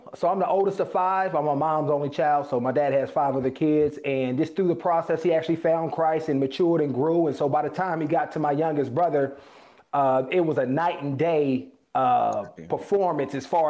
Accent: Oakland, California, United States; You know, I grew up in Oakland, California, single parent, and my dad wasn't around in the traditional sense.

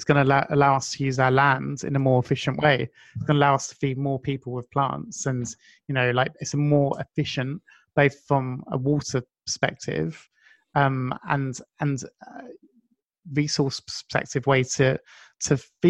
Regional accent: United Kingdom; being British

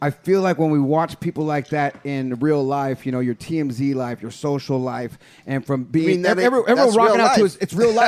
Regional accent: San Jose, California, United States; Look, I'm from San Jose, but we used to go to Oakland all the time

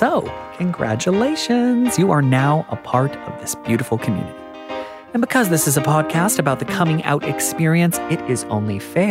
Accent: United States; moved away as an adult; now in Australia; Because I'm American, I've only lived here for 4 years.

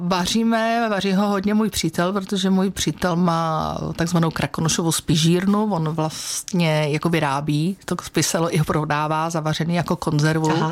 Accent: Czechia; já jsem z Krkonož

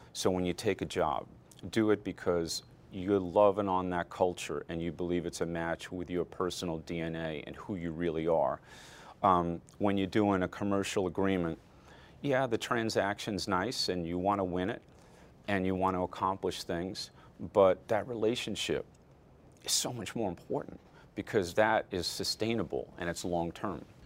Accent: Amityville, New York, United States; also born or lived in Flushing, New York; I was born in Flushing, New York, grew up in Amityville, Long Island

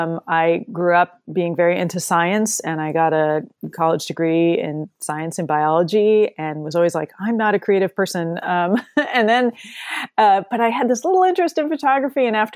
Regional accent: New Jersey, United States; moved away as an adult; But I grew up in New Jersey, and I moved out to Washington State in 1992, and so I've been a Pacific Northwesterner ever since

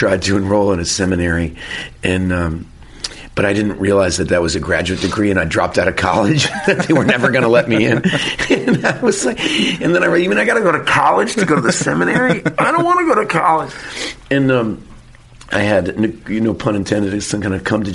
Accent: Texas, United States; as a Texan

